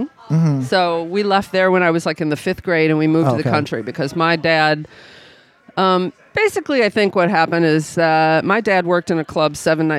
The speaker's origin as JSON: {"language": "English", "town": "Saginaw", "region": "Michigan", "country": "United States", "tie": "born or raised there", "also_born_or_lived": "Ann Arbor, Michigan / Birch Run, Michigan / Los Angeles / Baltimore", "moved": "as an adult", "lives_now": "New Orleans, United States", "said": "I grew up in Saginaw"}